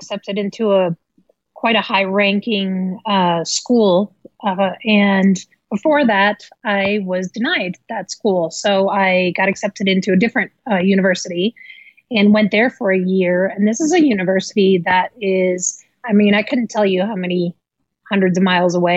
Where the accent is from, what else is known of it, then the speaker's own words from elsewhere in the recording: Amsterdam, North Holland, Netherlands; moved away as an adult; now in United States; I was born in Amsterdam, the Netherlands, to a Dutch father and an American mother. And I, you know, grew up in Amsterdam.